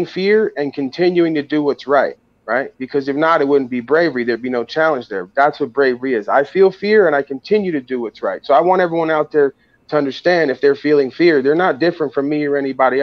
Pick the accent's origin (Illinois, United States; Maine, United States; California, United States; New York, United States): New York, United States; I'm from New York